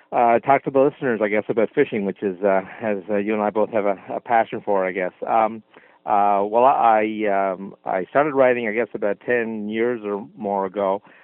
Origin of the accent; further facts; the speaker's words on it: Nova Scotia, Canada; from Cape Breton